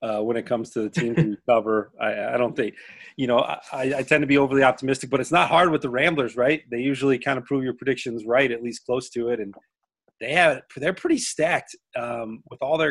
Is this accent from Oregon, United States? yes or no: no; Lincoln-Way East, Illinois, United States; my hometown, Lincoln Way East